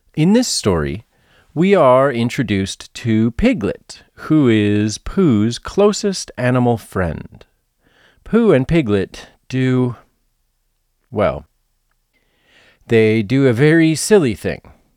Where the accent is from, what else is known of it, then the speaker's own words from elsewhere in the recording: United States; I am an American who was born at the end of the twentieth century.